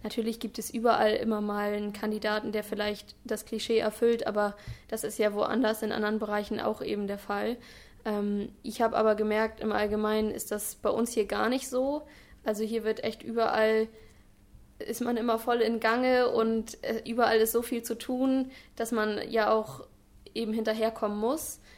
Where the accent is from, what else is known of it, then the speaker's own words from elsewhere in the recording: Albersdorf, Schleswig-Holstein, Germany; ich komme aus Albersdorf, also wohne auch äh, in Dithmarschen